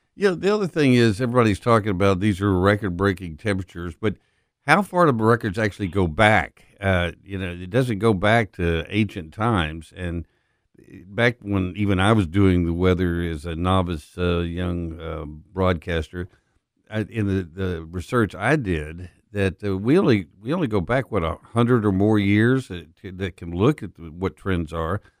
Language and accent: English; Permian Basin, West Texas, United States; moved away as an adult; also born or lived in Dallas, Texas; now in Memphis, United States; I grew up in the Permian Basin in West Texas